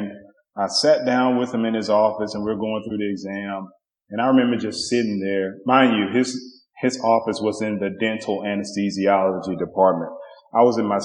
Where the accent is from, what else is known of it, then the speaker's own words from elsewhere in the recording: Covington, Tennessee, United States; moved away as an adult; also born or lived in Memphis, Tennessee / Pittsburgh, Pennsylvania; I'm originally from Tennessee, so I spent probably half of my life in Memphis, half to a little bit greater than half in a small town by the name of Covington, Tennessee